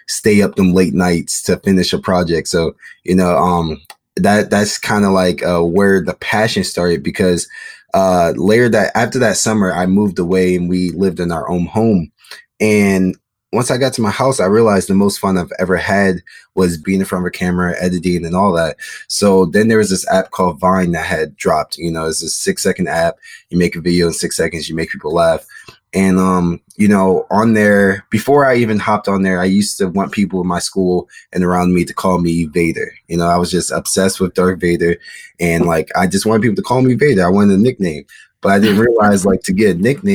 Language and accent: English; Maryland, United States; moved away as an adult; also born or lived in Chicago, Illinois; now in Los Angeles, United States; I was born in Chicago. And then I moved from Chicago when I was like 7 years old. And then I came to Maryland.